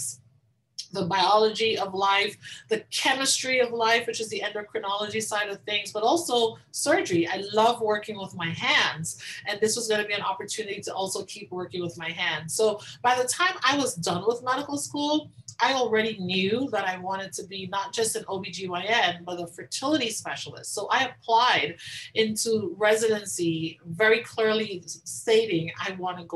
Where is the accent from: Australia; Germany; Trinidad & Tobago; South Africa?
Trinidad & Tobago; Tobago; moved away; I grew up in the Caribbean. So I grew up in the small island of Tobago